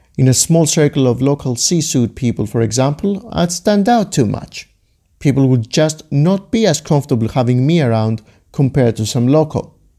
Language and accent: English; Greece; Growing up in Greece like I did